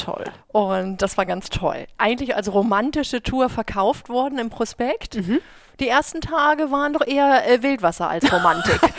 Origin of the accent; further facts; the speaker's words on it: Schleswig-Holstein, Germany; Also ich komme ja, ich, ich komme aus Dithmarschen.